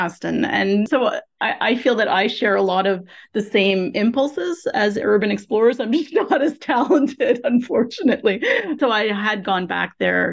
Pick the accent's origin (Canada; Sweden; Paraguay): Canada; I'm a Canadian